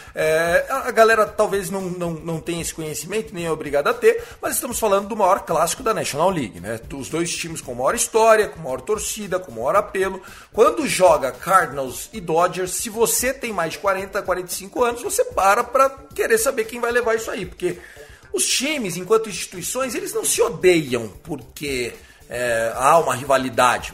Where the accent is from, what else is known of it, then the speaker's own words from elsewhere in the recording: Brazil; a gente é brasileiro